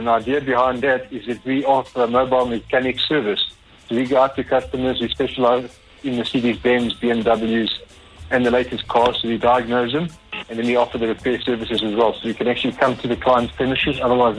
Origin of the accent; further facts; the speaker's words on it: Johannesburg, Gauteng, South Africa; I'm from Johannesburg.